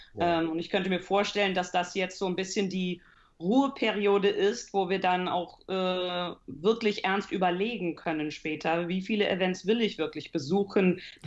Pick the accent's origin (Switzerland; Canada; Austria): Canada; moved away as an adult; now in Heidelberg, Germany; Also ich komme aus Kanada äh, aber meine Familie ist deutsch. Also meine Eltern äh, waren beide deutsch, sind beide in die USA äh, separat hingezogen, haben sich dort kennengelernt, nach Kanada hingezogen. Mein Bruder und ich sind dort geboren und aufgewachsen